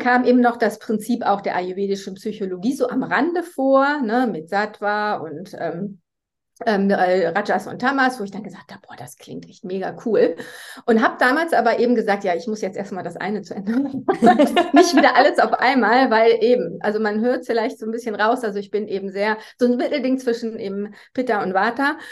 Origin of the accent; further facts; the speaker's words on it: Germany; accent: German; moved away as an adult; now in Switzerland; ich komme eigentlich eben aus Deutschland, wie man ja von meinem Akzent her hört. Ich wohne jetzt aber schon seit 2009 in der Schweiz